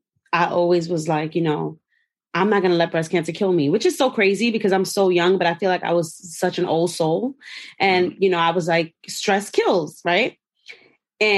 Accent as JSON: {"language": "English", "town": "New York City", "region": "New York", "country": "United States", "tie": "born or raised there", "said": "I am from Flatbush, Brooklyn, New York."}